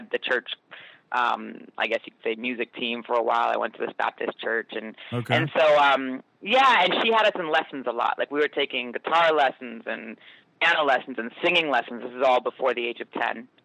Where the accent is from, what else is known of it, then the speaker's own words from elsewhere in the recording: Canada; moved away as an adult; also born or lived in New York City, United States; a white chick from Canada